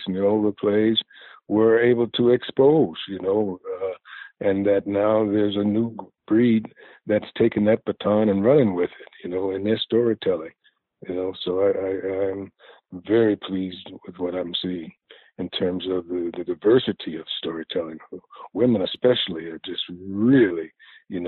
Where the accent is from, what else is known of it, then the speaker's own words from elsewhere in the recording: New York City, New York, United States; I grew up in Greenwich Village